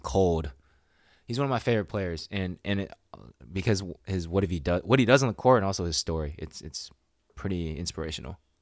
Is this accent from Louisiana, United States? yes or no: no; Sacramento, California, United States; born or raised there